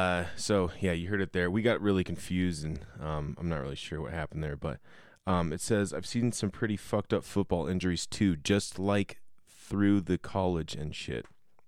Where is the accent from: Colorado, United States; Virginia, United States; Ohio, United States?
Colorado, United States; I grew up in Colorado. I never went to any Broncos games.